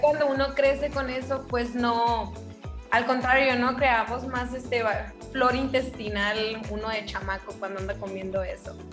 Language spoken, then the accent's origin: Spanish; Hermosillo, Sonora, Mexico; moved away as an adult; Yo soy de Hermosillo, Sonora, súper mega orgullosa de la tierra que me vio nacer.